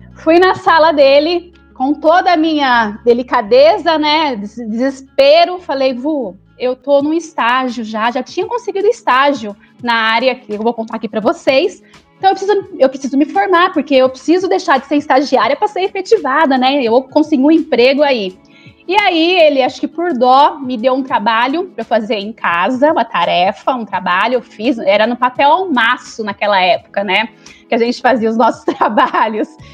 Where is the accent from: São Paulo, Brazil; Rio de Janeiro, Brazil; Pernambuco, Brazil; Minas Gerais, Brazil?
São Paulo, Brazil; Araraquara; moved away as an adult; also born or lived in São Carlos / Mogi das Cruzes / Guarulhos / Jaguariúna; Eu nasci em Araraquara, fui fazer faculdade em São Carlos